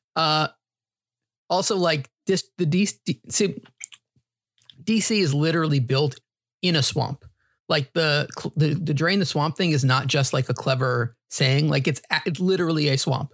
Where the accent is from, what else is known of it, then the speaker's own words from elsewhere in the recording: New York, United States; also born or lived in New Hampshire; Growing up in New York, was a big Yankees fan.